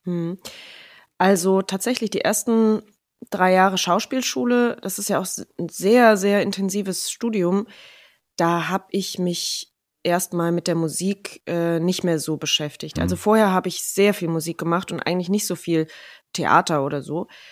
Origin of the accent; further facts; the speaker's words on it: Rhineland-Palatinate, Germany; moved away as an adult; also born or lived in Kirchheimbolanden / Mallorca / Ludwigshafen / Munich; now in Mannheim, Germany; größtenteils in der Pfalz aufgewachsen